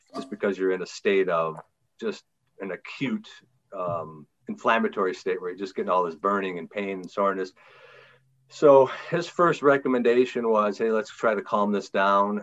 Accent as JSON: {"language": "English", "town": "Green Bay", "region": "Wisconsin", "country": "United States", "said": "I'm from Green Bay, Wisconsin"}